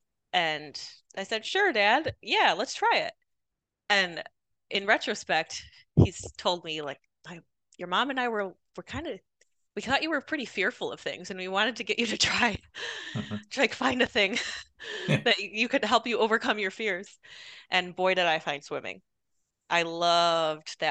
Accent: Rochester, New York, United States; moved away; I'm from Rochester, New York. I grew up in a small farm town outside of the city of Rochester

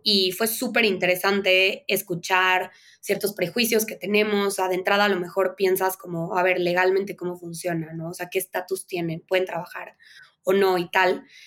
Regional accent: Veracruz, Mexico; moved away as an adult; also born or lived in Mexico City; yo crecí en Veracruz

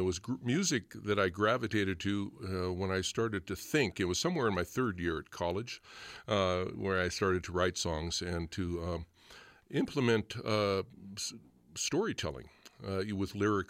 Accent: Montana, United States; Actually, up in the St. Mary's Valley is where both my dad and my grandmother were born and raised. My father's Blackfeet Indian. My mother's German-American from North Dakota.

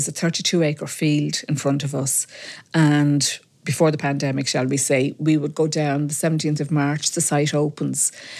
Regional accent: Ballymun, Leinster, Ireland; When I grew up in Ballymun, we lived in Stormstown Road, and we had a beautiful green outside our house, Wadley Green, and we played out there morning, noon and night.

